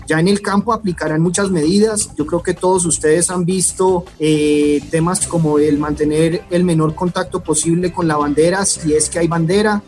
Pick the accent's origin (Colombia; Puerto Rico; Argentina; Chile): Colombia; en Colombia hemos heredado muchísimo de Europa